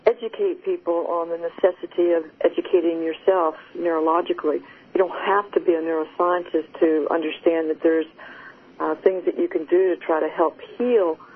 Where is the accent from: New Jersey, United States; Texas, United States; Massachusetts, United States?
Texas, United States; accent: Texan; my Texan accent